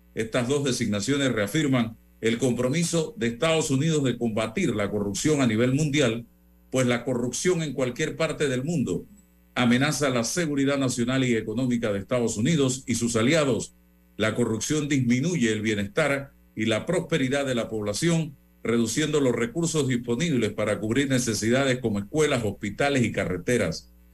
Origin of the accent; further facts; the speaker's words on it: Panama; como periodista y como panameño